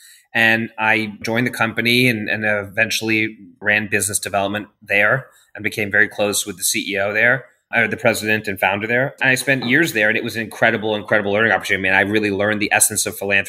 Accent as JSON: {"language": "English", "region": "London", "country": "United Kingdom", "tie": "born or raised there", "also_born_or_lived": "Asia", "lives_now": "Los Angeles, United States", "said": "I'm not from there originally. Mm-hmm. I was born in Asia and grew up in London and lived all over."}